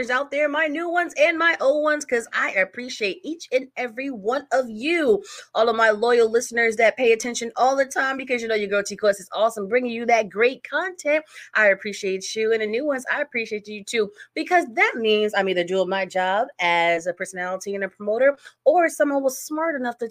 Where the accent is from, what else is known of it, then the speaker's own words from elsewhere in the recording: Connecticut, United States; I'm from Connecticut.